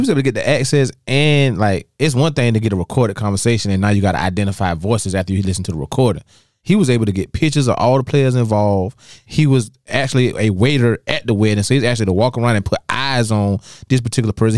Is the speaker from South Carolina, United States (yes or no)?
yes; Dallas, South Carolina, United States; moved away; growing up in Dallas and South Carolina for a long time